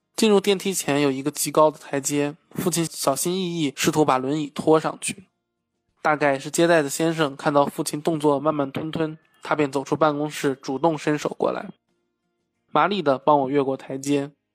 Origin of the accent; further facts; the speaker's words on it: China; 我是从中国来的